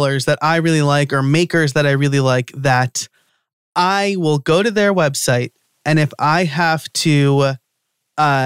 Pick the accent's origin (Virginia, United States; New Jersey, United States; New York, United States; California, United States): New York, United States; moved away; I'm originally from New York, and so I'm a New York sports fan